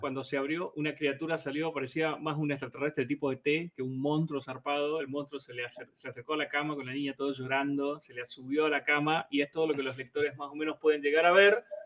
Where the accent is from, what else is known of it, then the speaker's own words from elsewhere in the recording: Chaco, Argentina; also born or lived in Boedo, Buenos Aires; now in Buenos Aires, Argentina; se sabe que soy un chaqueño